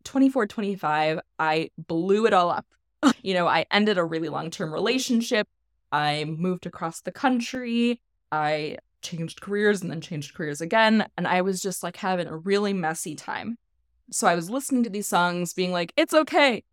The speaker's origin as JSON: {"language": "English", "region": "Midwest", "country": "United States", "tie": "born or raised there", "moved": "as an adult", "said": "I was raised Catholic in the Midwest"}